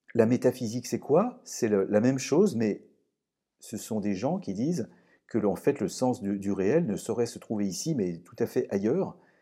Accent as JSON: {"language": "French", "town": "Lyon", "region": "Auvergne-Rhône-Alpes", "country": "France", "said": "je suis lyonnais"}